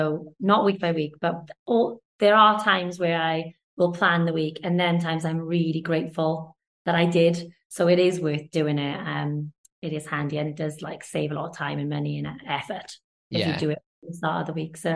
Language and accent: English; Wales, United Kingdom; also born or lived in London